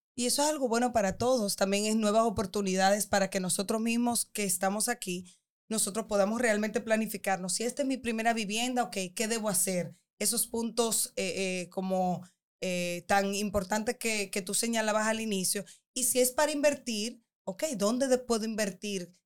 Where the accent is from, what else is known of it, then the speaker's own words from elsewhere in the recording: Dominican Republic; nosotros como dominicanos